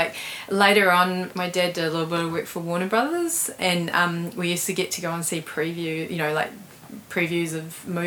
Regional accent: Auckland, New Zealand; I grew up in Glen Innes

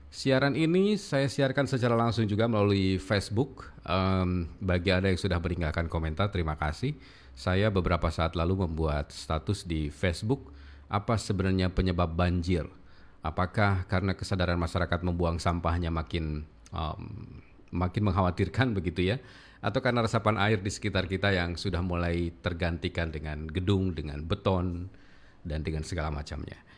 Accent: Kuningan, West Java, Indonesia; Yang di Kuningan juga karena saya orang Kabupaten Kuningan, di Kuningan juga pernah itu ada banjir yang sangat besar sekali di sekitar uh, Cibingbin

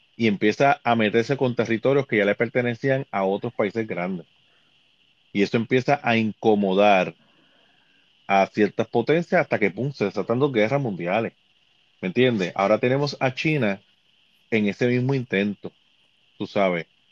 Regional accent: Puerto Rico; como, como puertorriqueño

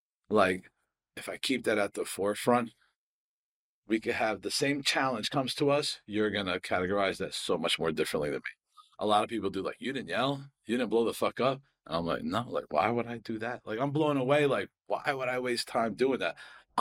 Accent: Harris, Scotland, United Kingdom; I'm fucking like, I'm from Harris, you know, like we don't have trees.

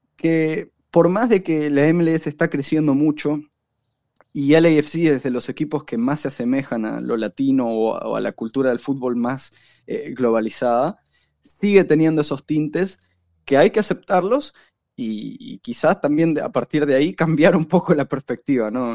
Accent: Uruguay; yo de Uruguay

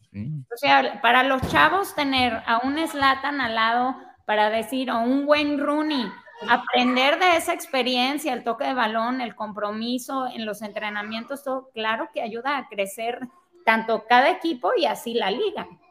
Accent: Guadalajara, Jalisco, Mexico; yo crecí en Guadalajara y obviamente ahí jugaba fútbol también. Este, atletismo, selección Jalisco.

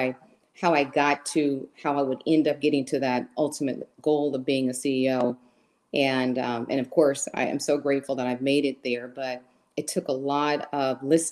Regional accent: Huntsville, Alabama, United States; moved away; I was actually born and raised in a small town in Alabama called Huntsville, Alabama

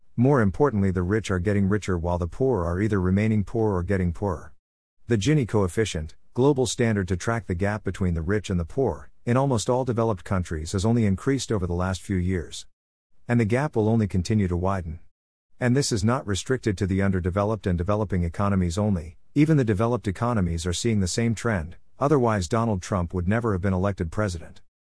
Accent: Mumbai, Maharashtra, India; born and brought up in Mumbai

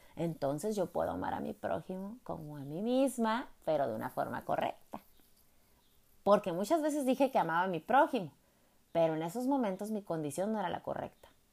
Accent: Jalisco, Mexico; Cuando iba a la iglesia católica que mi papá me llevaba, pues soy de Jalisco

